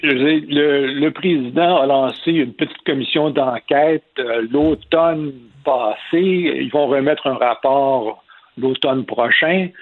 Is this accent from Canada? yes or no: yes; Quebec, Canada; en tant que Québécois, que Canadien français